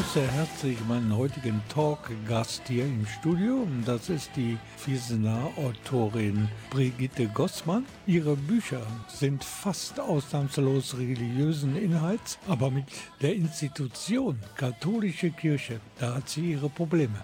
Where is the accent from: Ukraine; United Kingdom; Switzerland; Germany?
Germany; bei uns in Deutschland